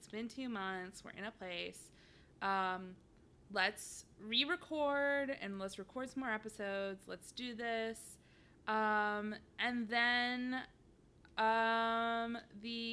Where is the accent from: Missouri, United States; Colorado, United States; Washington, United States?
Missouri, United States; St. Louis; now in Twin Cities, United States; We grew up in St. Louis during the Ferguson riots